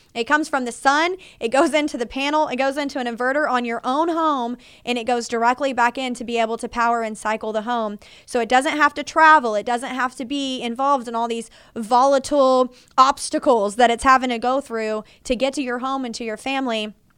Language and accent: English; Fort Worth, Texas, United States; I was born and raised in Fort Worth. I've lived here my enter-, entire thirty-three years of life